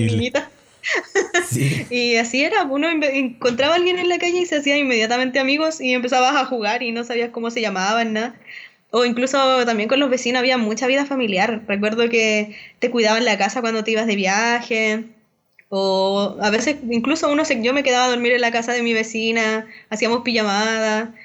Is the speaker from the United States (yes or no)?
no; Chuquicamata, Antofagasta, Chile; en Chucky, donde yo vivía, Camata, para los que no les he contado un poco, que era el pueblo minero donde yo nací